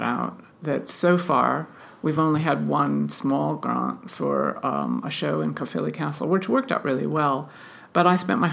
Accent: United States; now in United Kingdom; I'm an American and we don't have that kind of funding where I come from

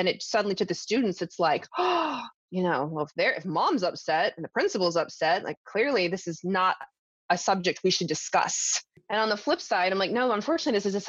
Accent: the South, United States; I grew up in the South

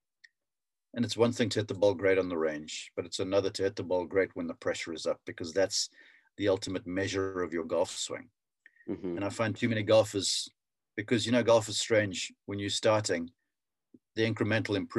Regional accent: South Africa; as a young kid growing up in South Africa

